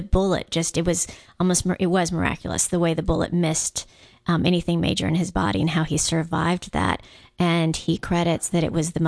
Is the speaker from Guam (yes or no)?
yes; Guam; Growing up on Guam, because it's very much a Catholic island.